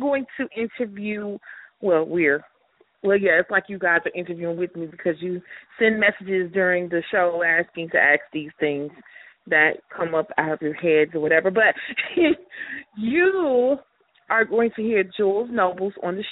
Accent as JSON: {"language": "English", "town": "Chicago", "region": "Illinois", "country": "United States", "moved": "yes", "lives_now": "Huntsville, United States", "said": "I'm originally from Chicago"}